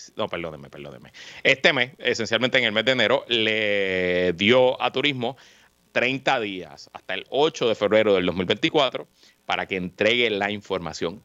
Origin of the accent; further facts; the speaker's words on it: Guaynabo, Puerto Rico; soy residente de Guaynabo, como tú bien sabes, eh, y pues lo que pasa en mi ciudad pues me importa mucho